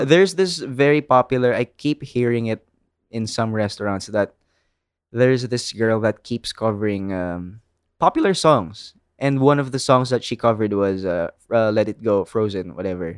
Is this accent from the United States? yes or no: no; Philippines; accent: Filipino kick; first language English